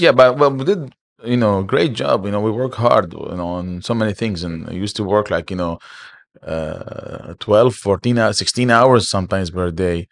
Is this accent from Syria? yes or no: yes; Aleppo, Aleppo Governorate, Syria; moved away as an adult; also born or lived in Kuwait; now in Dubai, United Arab Emirates; I'm from Aleppo